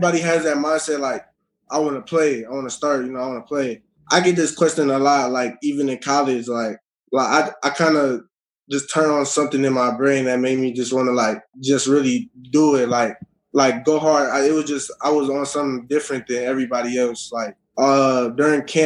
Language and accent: English; Minnesota, United States; I'm from Minnesota